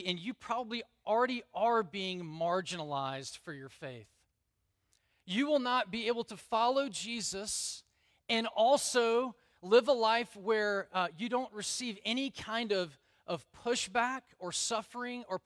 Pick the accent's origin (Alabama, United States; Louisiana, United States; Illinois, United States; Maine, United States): Alabama, United States; I grew up in Alabama.